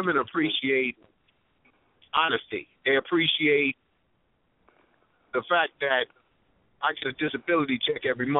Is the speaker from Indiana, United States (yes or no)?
no; New York City, New York, United States; I'm from Brownsville, Brooklyn